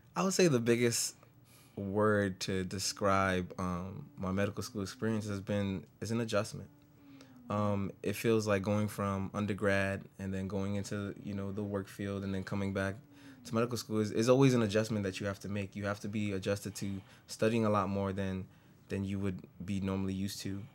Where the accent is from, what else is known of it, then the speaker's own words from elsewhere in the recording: New York City, New York, United States; moved away as an adult; now in Syracuse, United States; I grew up in the Bronx all my life